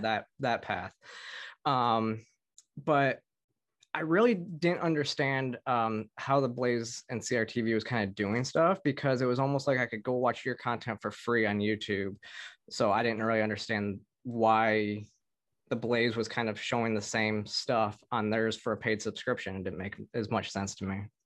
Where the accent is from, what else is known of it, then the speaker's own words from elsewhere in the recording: Michigan, United States; growing up in Michigan